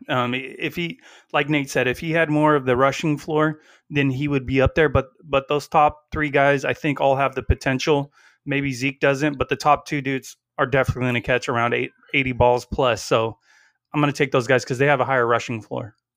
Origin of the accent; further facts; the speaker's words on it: Central California, United States; we're from Central California, they call it the Sin Cal